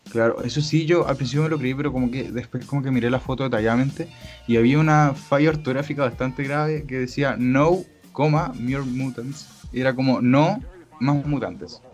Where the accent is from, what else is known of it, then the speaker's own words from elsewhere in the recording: Chile; yo soy chileno